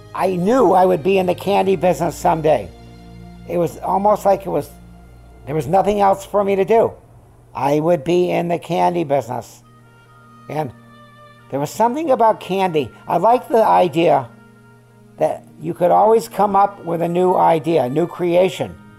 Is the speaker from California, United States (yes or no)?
yes; California, United States; also born or lived in Syracuse, New York / Van Nuys, California; I was born in Syracuse, New York. Uh, we left there when I was three and a half and I remember nothing about it. We came to California